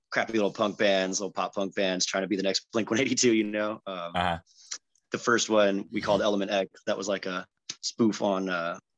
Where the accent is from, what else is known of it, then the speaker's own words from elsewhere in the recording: Chula Vista, California, United States; and raised Chula unicorn, Vista, born and raised in San Diego.